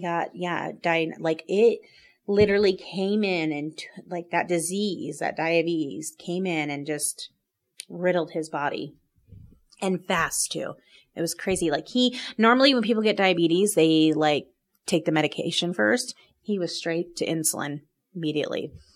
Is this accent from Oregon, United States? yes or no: yes; Oregon, United States; moved away as an adult; now in Salt Lake City, United States; I'm originally from Oregon